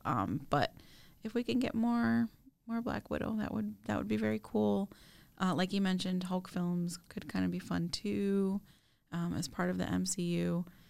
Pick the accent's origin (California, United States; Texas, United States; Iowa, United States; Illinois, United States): Illinois, United States; Chicago; We grew up in a metropolis in a huge city, Chicago